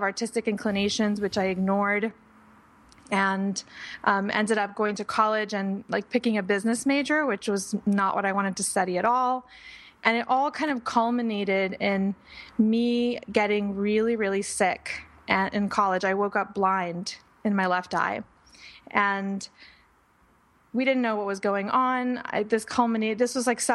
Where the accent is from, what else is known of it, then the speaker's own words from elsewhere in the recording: Panama; I was born in Panama, the country. And I was growing up in Panama during a time where there was a lot of political unrest